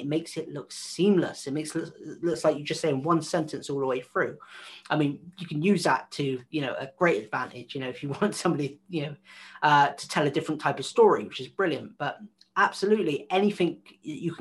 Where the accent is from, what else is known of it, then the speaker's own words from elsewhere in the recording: West Country, South West England, United Kingdom; accent: West Country; I sound like I'm from the West Country